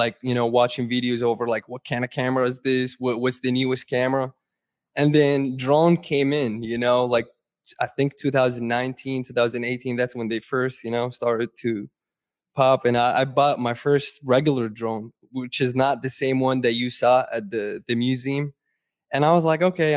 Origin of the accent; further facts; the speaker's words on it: Saudi Arabia; moved away; I grew up in Saudi